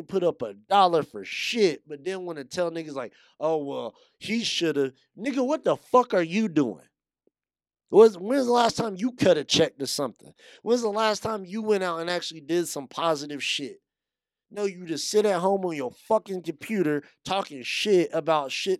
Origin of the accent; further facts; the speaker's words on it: Yuma, Arizona, United States; I grew up in Yuma. I went to high school in Yuma.